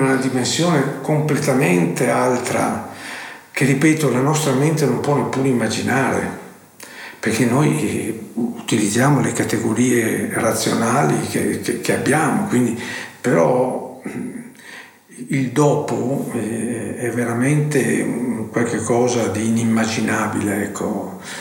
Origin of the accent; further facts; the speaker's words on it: Cittadella, Veneto, Italy; also born or lived in Verona; Sono nato a Cittadelle, provincia di Padova